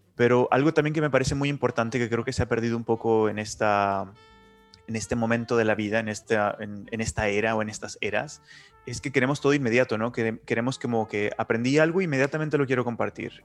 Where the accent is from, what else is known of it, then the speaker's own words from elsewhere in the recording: Nuevo Laredo, Tamaulipas, Mexico; also born or lived in Chile; now in Barcelona, Spain; Yo soy del norte de México, de la frontera, de la frontera con Estados Unidos, que es una ciudad pequeñita que se llama Nuevo Laredo